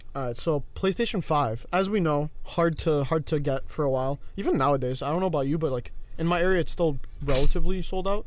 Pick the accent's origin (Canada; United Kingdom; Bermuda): Canada; I'm Canadian